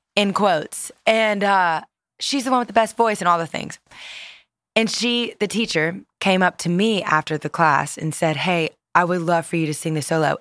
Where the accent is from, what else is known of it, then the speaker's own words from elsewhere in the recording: Louisiana, United States; I grew up in Louisiana